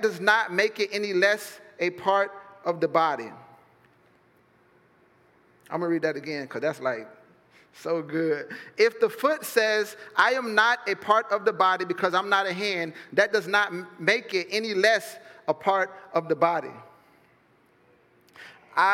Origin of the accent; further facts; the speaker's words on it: Fort Myers, Florida, United States; I'm from Fort Myers